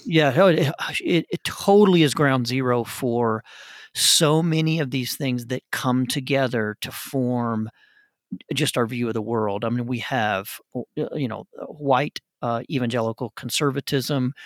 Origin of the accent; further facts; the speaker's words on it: United States; my identity as an American